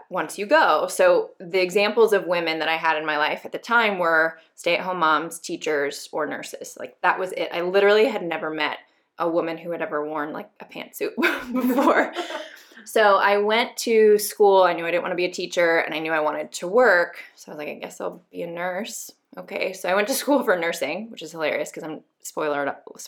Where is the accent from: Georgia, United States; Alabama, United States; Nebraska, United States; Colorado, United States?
Colorado, United States; Denver; I am originally from Denver, Colorado, right outside of Denver.